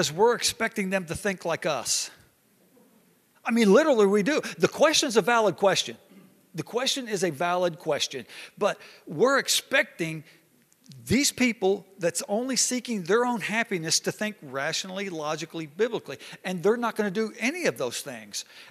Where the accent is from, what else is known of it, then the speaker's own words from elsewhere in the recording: Hot Springs, Arkansas, United States; me growing up in Hot Springs, Arkansas